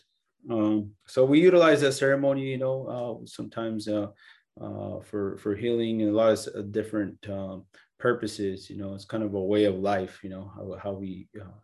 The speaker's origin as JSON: {"language": "English", "region": "California", "country": "United States", "tie": "born or raised there", "said": "I was born here in California"}